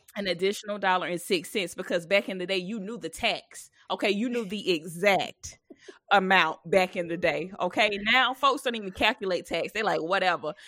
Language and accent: English; South Carolina, United States; moved away; I'm from South Carolina, so my mom had celebrated her sixtieth birthday, so I went home.